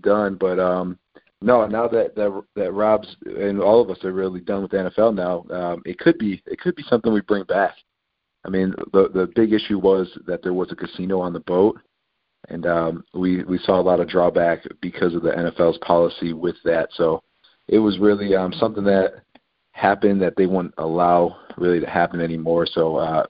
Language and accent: English; Buffalo, New York, United States; I grew up five boys in Buffalo, New York